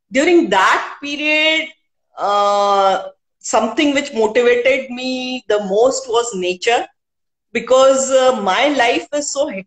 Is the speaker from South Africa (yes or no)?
no; India; first language Hindi; English is a second language; initially, I couldn't write in Hindi, though Hindi is my mother tongue.